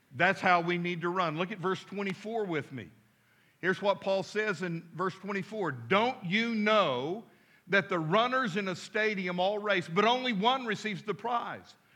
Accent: Midland, Texas, United States; now in Fort Smith, United States; as a boy growing up in Midland, Texas

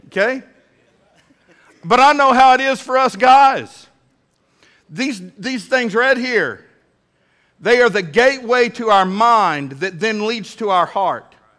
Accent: Midland, Texas, United States; now in Fort Smith, United States; When I was a little bitty boy growing up in Midland, Texas

